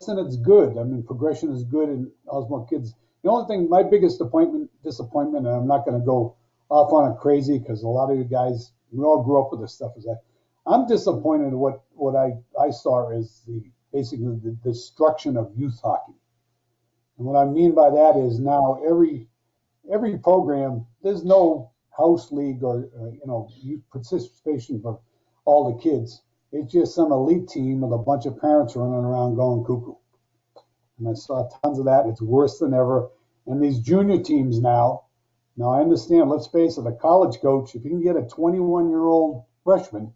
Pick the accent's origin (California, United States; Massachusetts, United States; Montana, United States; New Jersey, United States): Massachusetts, United States; I grew up in the Bob Orr days when in Mass, about 50 to 100 rinks popped up in 2 years